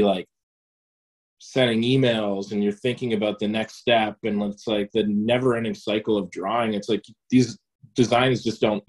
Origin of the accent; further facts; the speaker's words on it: Fort Erie, Ontario, Canada; now in Hamilton, Canada; born here in Hamilton, and then my parents moved out to like Ridgeway area towards Fort Erie when I was in grade one or so.